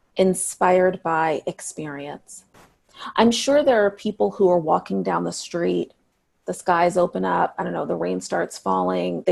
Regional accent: Seattle, Washington, United States; a really special place in my hometown called Seattle Girls School

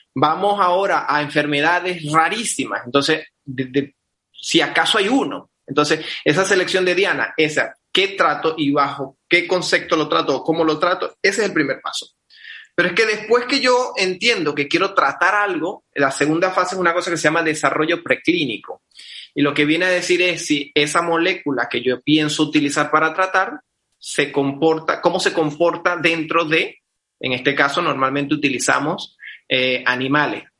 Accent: Venezuela; soy venezolano, médico de Venezuela

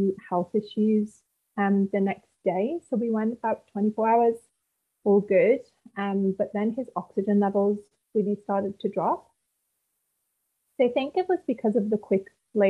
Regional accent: United Kingdom; also born or lived in Gold Coast; now in Northern Rivers, Australia; originally I'm from the UK, as you can tell by my rich accent

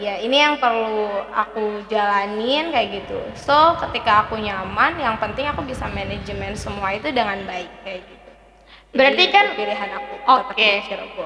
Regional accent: Kuningan, West Java, Indonesia; Saya berasal dari Kuningan.

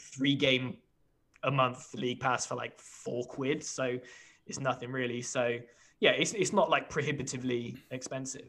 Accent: United Kingdom; as a British fan of an American sport

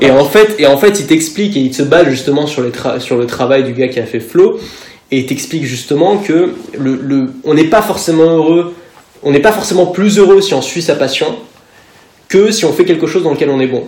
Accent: Paris, Île-de-France, France; je suis né à Paris

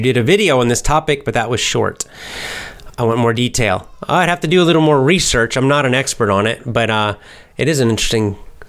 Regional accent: the South, United States; The other reason is where I'm from. I'm from the South. And I don't have a Southern accent, but I have a Southern kind of rhythm, I would say.

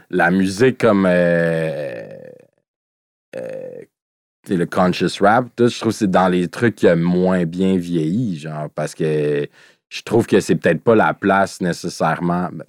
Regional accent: Greenfield Park, Quebec, Canada; Comme moi, je viens de Greenfield, ça arrive sud

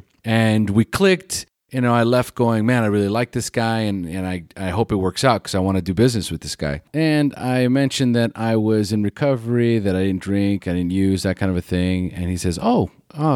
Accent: California, United States; now in Costa Rica; California, that's where I'm from

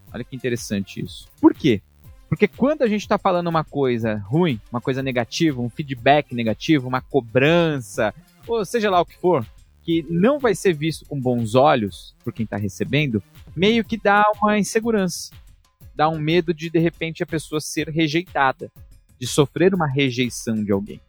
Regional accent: São Paulo, Brazil; moved away; also born or lived in Germany; de onde eu fui criado, da Zona Leste de São Paulo

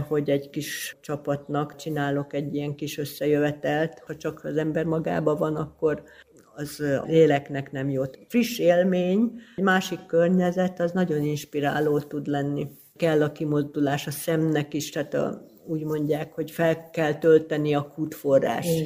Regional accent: Hungary; also born or lived in Kisbér, Hungary / Győr, Hungary; now in Tatabánya, Hungary; falusi környezetben nőttem föl, aztán a gimnázium évek az kisbérem volt

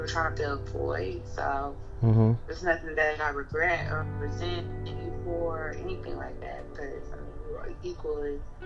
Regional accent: Nashville, Tennessee, United States; I'm from Nashville

